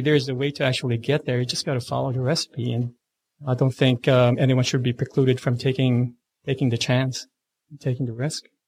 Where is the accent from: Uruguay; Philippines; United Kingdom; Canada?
Philippines; now in Australia; I was born and raised in the Philippines